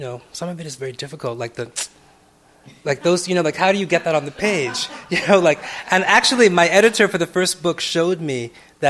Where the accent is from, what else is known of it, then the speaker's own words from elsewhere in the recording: Jamaica; Jamaicans because we're not British enough